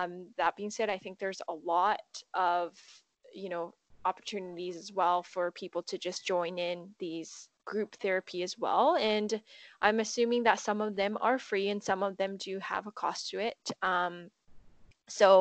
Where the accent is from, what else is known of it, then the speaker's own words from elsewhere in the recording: Japan; now in Vancouver, Canada; growing up in Japan